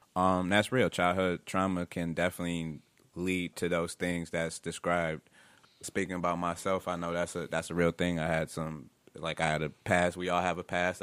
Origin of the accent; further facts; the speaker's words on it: upstate New York, United States; Growing up in New York, man, upstate where I was from at on um, the west side